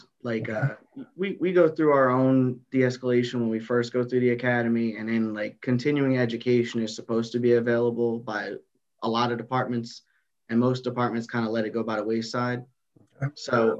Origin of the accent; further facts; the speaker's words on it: New Jersey, United States; North Jersey, baby.